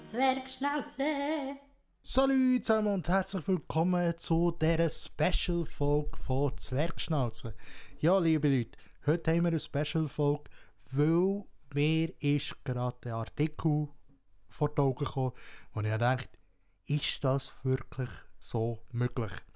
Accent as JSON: {"language": "German", "country": "Switzerland", "said": "hier bei uns in der Schweiz"}